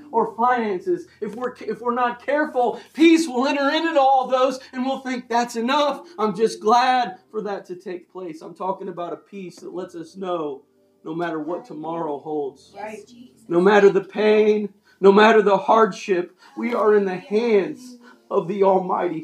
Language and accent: English; United States; I'm an American